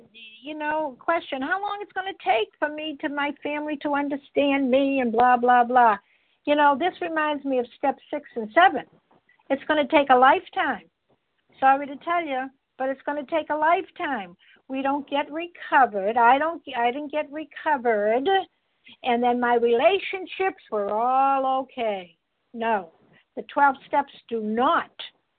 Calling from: Massachusetts, United States; I'm calling in from Massachusetts.

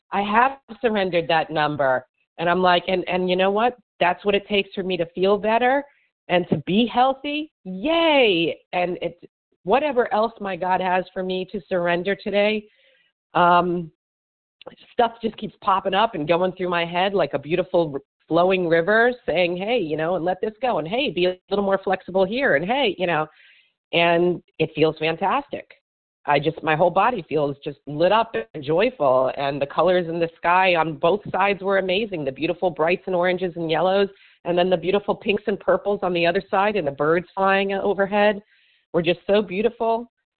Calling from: Miami, Florida, United States; Miami, Florida.

